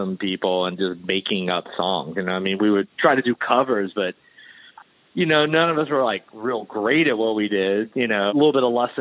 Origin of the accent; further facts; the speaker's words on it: Danville, Virginia, United States; where I grew up in Danville, Virginia